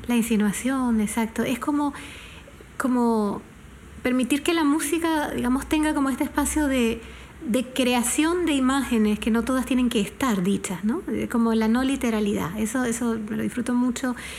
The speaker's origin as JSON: {"language": "Spanish", "country": "Panama", "said": "como una panameña"}